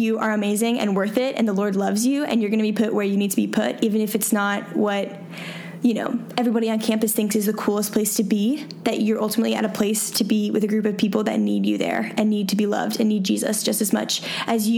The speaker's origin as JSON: {"language": "English", "town": "Atlanta", "region": "Georgia", "country": "United States", "tie": "born or raised there", "said": "I grew up in Atlanta. I mean, suburban life, 100%"}